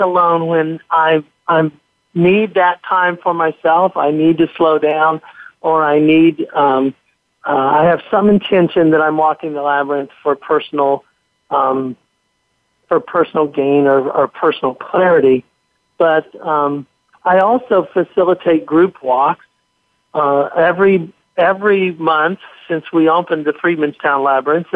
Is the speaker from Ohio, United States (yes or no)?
yes; Central Ohio, United States; moved away; I'm originally from Central Ohio, and I had family there